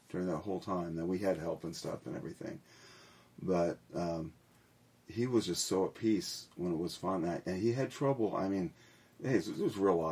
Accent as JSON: {"language": "English", "town": "Milford", "region": "Ohio", "country": "United States", "tie": "born or raised there", "also_born_or_lived": "Morristown / Hamilton, Ohio", "moved": "as an adult", "lives_now": "Tennessee, United States", "said": "their house in Milford that they bought when I was in second grade. We moved from Morristown into Milford, Ohio"}